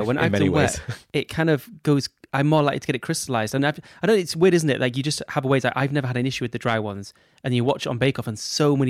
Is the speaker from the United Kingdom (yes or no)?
yes; United Kingdom; We're British.